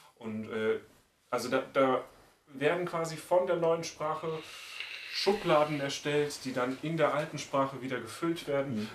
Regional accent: Bulgaria; first language Bulgarian; German is a second language; now in Germany; aber ich beherrsche Deutsch mittlerweile besser als Bulgarisch.

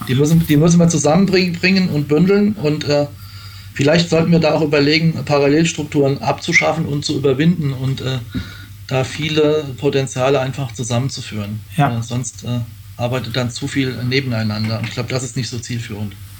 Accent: Pfaffen-Schwabenheim, Rhineland-Palatinate, Germany; im Ortsverein der SPD in Pfaffenschwabenheim, wo ich herkomme, aktiv gewesen

